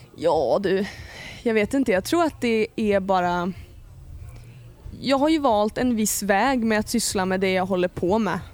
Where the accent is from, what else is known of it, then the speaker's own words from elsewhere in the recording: Ljusne, Gävleborg County, Sweden; moved away; also born or lived in Hofors / Gästrikland; Ljusne i Hälsingland. Men jag är också upp, alltså uppväxt delvis i Gästrikland, liksom Gävle, Hofors också